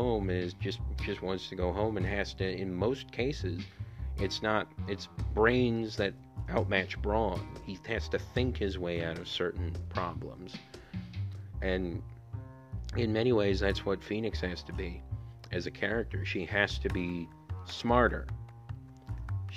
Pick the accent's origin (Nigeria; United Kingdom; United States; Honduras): Honduras; my home country of Honduras